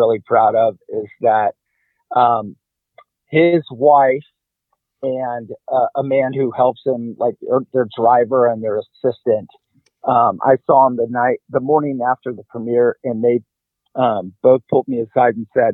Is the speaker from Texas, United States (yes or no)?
yes; Dallas, Texas, United States; I grew up in Dallas